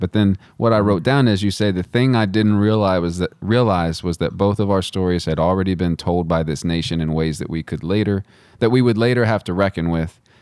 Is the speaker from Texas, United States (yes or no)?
yes; West Texas, United States; I'm from West Texas